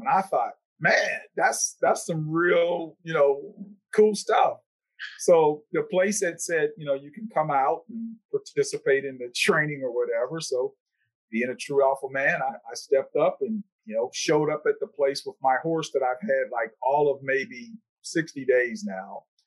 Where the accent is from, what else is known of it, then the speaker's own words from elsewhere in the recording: Pittsburgh, Pennsylvania, United States; my hometown of uh, Pittsburgh, Pennsylvania